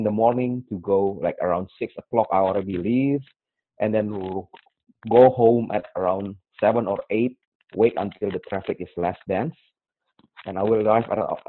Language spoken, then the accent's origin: English; Jakarta, Indonesia; English is a second language; moved away as an adult; now in Canada; my background is I came from Jakarta, Indonesia, and about my age now, I'm 40 years old